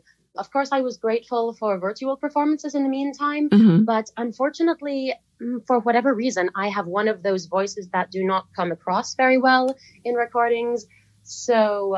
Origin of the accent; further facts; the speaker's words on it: West Palm Beach, Florida, United States; moved away as an adult; also born or lived in New York City; I grew up in West Palm Beach, Florida, and then attended college in New York City